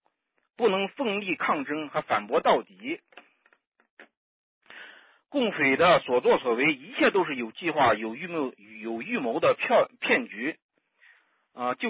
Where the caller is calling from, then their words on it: Xinjiang, China; 就是昨天还 新疆。